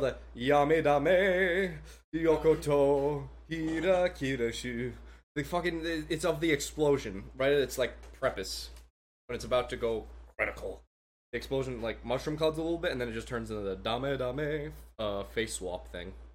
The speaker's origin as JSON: {"language": "English", "country": "United States", "said": "I'm an American"}